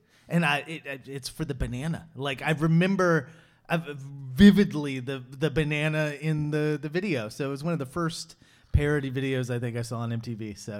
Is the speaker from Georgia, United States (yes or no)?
no; Kansas City, Missouri, United States; So I grew up in Kansas City